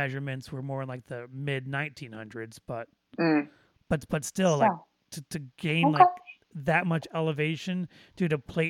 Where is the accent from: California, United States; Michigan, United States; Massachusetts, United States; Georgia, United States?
Michigan, United States; Detroit; now in Florida, United States; I grew up 20 minutes away from the old Tiger Stadium.